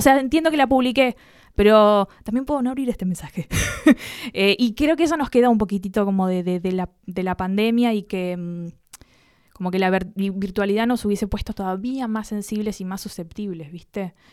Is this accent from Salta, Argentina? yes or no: no; Buenos Aires, Argentina; porteñísima, porteñísima. Nací en Santa Fe y Puerredón, una cosa asquerosamente cheta